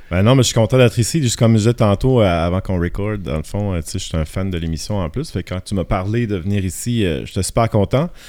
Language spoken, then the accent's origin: French; Quebec, Canada; accent: Gaspésie; moved away; Gaspésie comme accent. Puis c'est vrai que ça fait 22 ans, ça va faire 20 ans, en fait, cette année que je suis parti de Chupagan, puis euh, tu sais, il s'est adouci un petit peu avec les années.